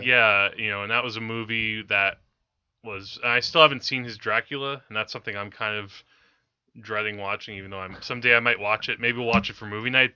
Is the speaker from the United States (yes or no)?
yes; Teaneck, New Jersey, United States; growing up in Teaneck